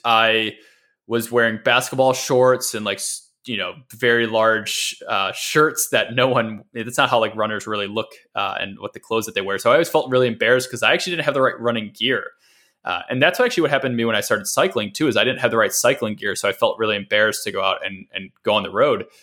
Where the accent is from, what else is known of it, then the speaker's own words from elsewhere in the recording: Midwest, United States; also born or lived in Dallas, Texas; now in San Francisco, United States; growing up in the Midwest